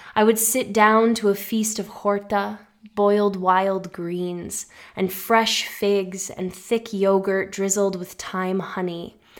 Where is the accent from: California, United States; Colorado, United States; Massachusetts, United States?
Massachusetts, United States; nor were we part of a Greek American community where I grew up in Massachusetts